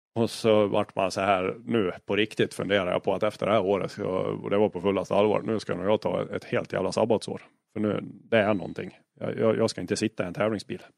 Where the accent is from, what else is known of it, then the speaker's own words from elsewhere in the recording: Dalarna County, Sweden; Jag är- jag är från Dalarna